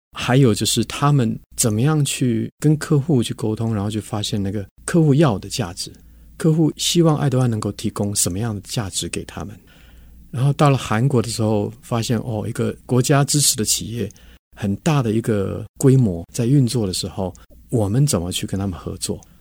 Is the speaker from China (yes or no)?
no; Taiwan; 我跟我们是都在台湾长大的，在台湾工作